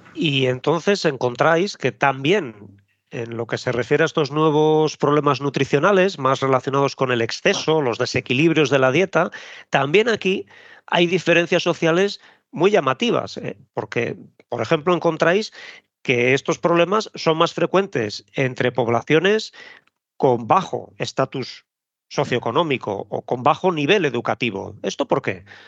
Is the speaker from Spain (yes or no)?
yes; Spain